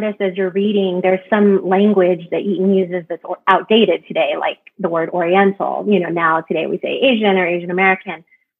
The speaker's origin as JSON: {"language": "English", "country": "Ireland", "tie": "born or raised there", "also_born_or_lived": "England", "said": "from growing up in Ireland and living in England, that got passed down to my sister and I."}